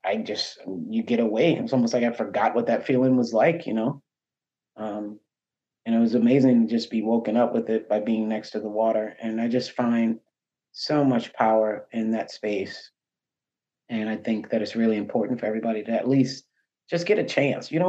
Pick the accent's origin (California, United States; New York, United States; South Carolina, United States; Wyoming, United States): South Carolina, United States; Charleston; I'm born and raised from here